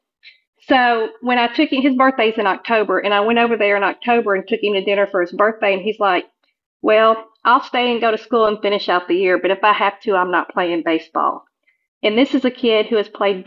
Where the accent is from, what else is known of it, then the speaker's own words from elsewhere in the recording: Old Hickory, Tennessee, United States; moved away as an adult; We're actually from Nashville, Tennessee, or right outside of Nashville in Old Hickory, Tennessee. And my job moved me here when Blake was 5